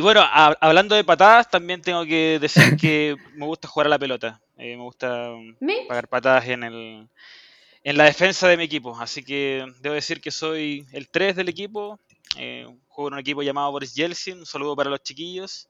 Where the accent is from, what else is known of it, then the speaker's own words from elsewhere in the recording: Chile; also born or lived in Pudahuel; vivo en Puebla y soy chileno